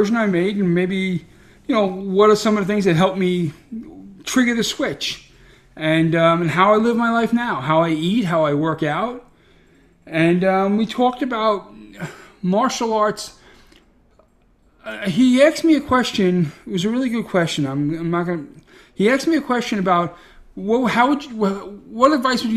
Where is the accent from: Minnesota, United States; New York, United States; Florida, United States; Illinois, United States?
New York, United States; New York City; I'm a schmuck from Brooklyn